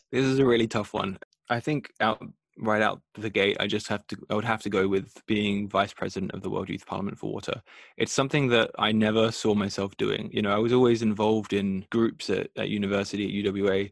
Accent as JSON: {"language": "English", "country": "Australia", "tie": "born or raised there", "moved": "as an adult", "lives_now": "Europe", "said": "growing up in Australia"}